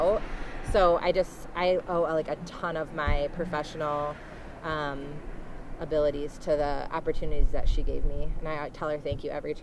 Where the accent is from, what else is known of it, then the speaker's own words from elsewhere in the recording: Battle Creek, Michigan, United States; moved away as an adult; also born or lived in Lansing, Michigan; now in Alpena, United States; I'm originally from Battle Creek, which is southwest Michigan